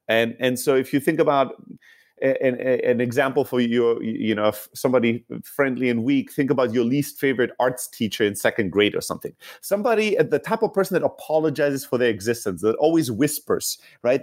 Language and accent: English; Germany; moved away as an adult; also born or lived in Greece / San Francisco, United States; now in United States; originally from Greece, uh, born and raised in Germany, and then came to the U S, uh, I think fourteen years ago now